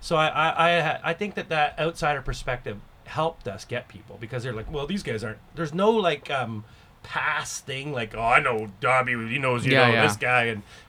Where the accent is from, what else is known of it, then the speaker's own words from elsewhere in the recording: Canada; And I think that perspective of being a Canadian and being an outsider, it helped.